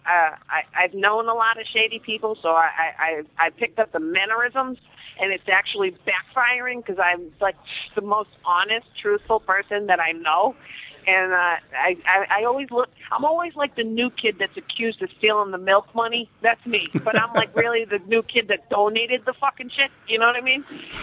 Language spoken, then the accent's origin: English; Boston, Massachusetts, United States; also born or lived in New York / New Jersey; I'm from Boston